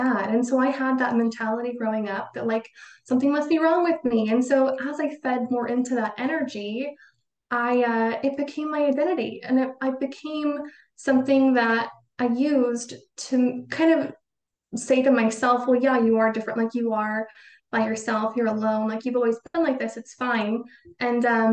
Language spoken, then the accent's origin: English; Boise, Idaho, United States; I grew up in Idaho, in Boise, which is the biggest city in Idaho